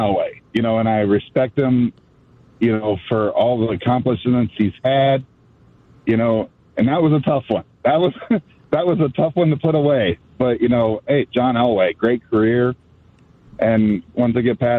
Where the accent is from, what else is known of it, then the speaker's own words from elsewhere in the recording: Ohio, United States; moved away as an adult; now in Illinois, United States; I grew up in Ohio